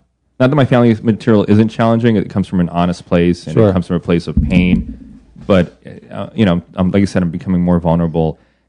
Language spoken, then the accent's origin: English; United States; also born or lived in Belgium; we're you know, Americans.